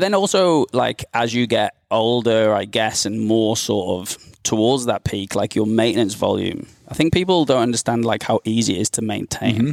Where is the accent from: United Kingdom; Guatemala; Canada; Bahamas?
United Kingdom; now in Australia; I'm from the U K